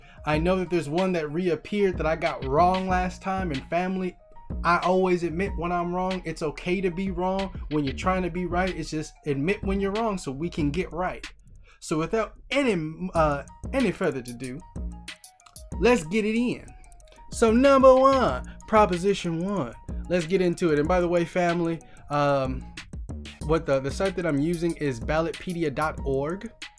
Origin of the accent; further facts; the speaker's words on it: California, United States; you guys know I'm from California